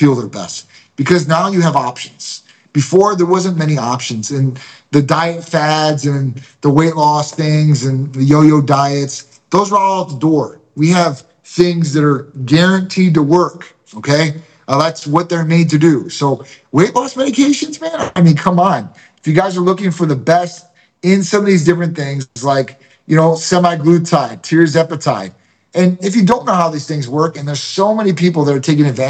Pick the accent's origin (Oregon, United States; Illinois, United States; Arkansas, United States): Illinois, United States; Chicago; now in St. Petersburg, United States; I'm a Greek from Chicago